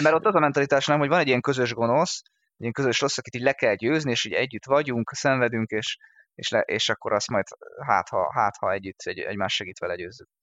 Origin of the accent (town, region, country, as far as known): Hungary